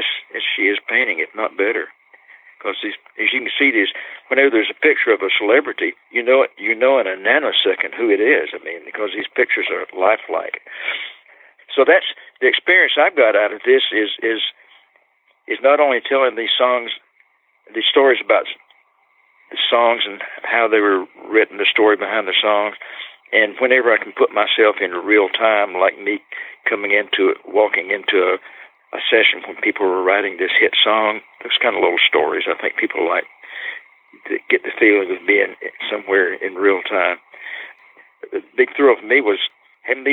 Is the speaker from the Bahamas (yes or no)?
no; Polk County, Florida, United States; She and I were both born and raised in Polk County, Florida, and both of us brought up in little Orange Grove towns in the same